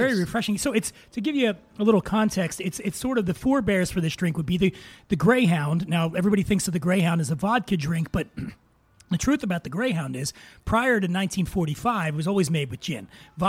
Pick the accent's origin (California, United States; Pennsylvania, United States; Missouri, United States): Pennsylvania, United States; Philadelphia; now in Los Angeles, United States; Growing up in Philly